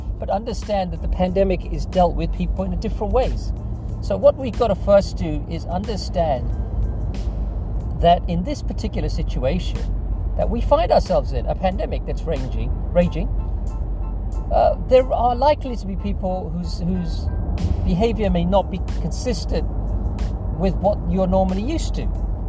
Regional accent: England, United Kingdom; I moved here from England, as many of you know, about 15 years ago.

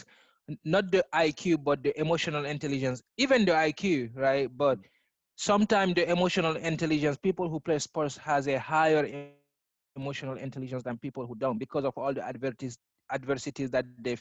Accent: Guinea; moved away; also born or lived in Texas; I grew up in Guinea in West Africa

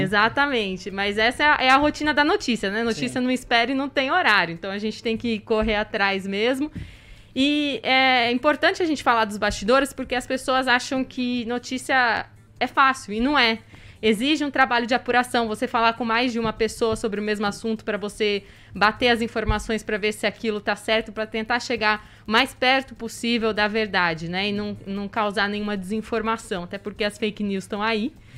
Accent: Campo Grande, Mato Grosso do Sul, Brazil; moved away as an adult; also born or lived in Campinas / São José do Rio Preto; now in Botucatu, Brazil; eu saí de Campo Grande para fazer faculdade em Campinas

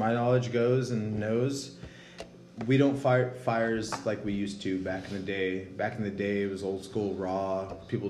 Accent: Salinas, California, United States; We're from Salinas. There's farms everywhere

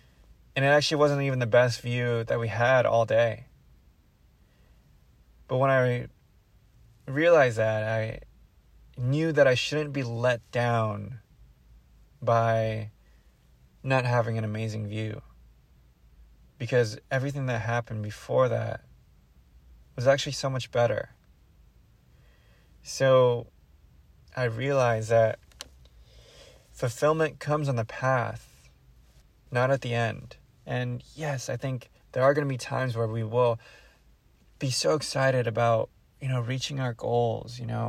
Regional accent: Philippines; now in Daly City, United States; I'm Filipino as well, so I feel at home with my people.

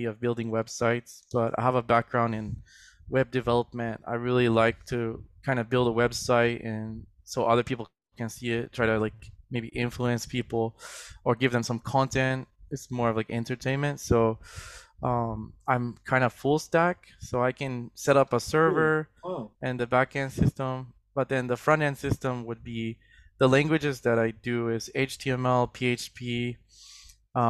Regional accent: Florida, United States; moved away as an adult; also born or lived in New York; now in Tokyo, Japan; I grew up in Florida, did some college there.

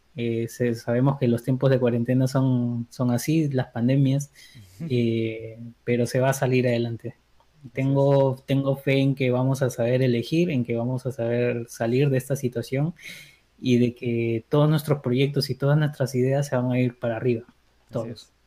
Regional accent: Peru

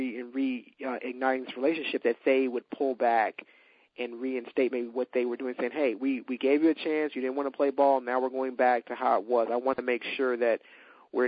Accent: Mobile, Alabama, United States; now in Maryland, United States; growing up in Mobile

